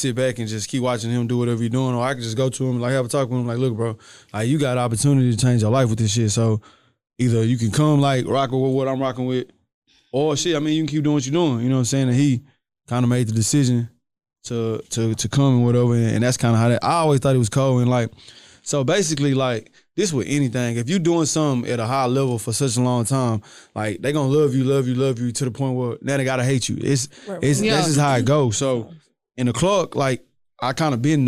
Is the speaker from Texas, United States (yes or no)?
yes; Houston, Texas, United States; also born or lived in Port Arthur; I'm from the south side. I'm from Iron Clark